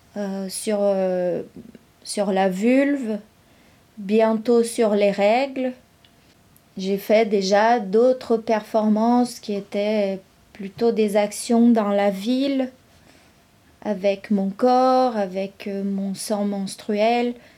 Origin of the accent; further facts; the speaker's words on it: São Carlos, São Paulo, Brazil; first language Brazilian Portuguese; French is a second language; moved away as an adult; also born or lived in São José do Rio Preto / Londrina; now in Rennes, France; je suis née à São José do Rio Preto mais c'est une ville où j'ai jamais habité. En fait, j'ai grandi à San Carlos